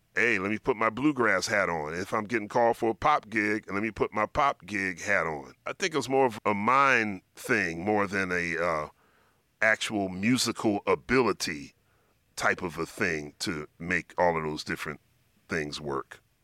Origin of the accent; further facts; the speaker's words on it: Philadelphia, Pennsylvania, United States; I grew up in Philadelphia